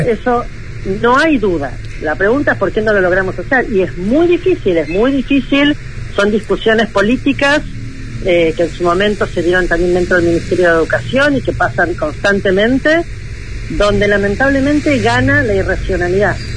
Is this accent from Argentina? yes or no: yes; Argentina; con los niveles de pobreza y de pobreza educativa que tenemos como nosotros Argentina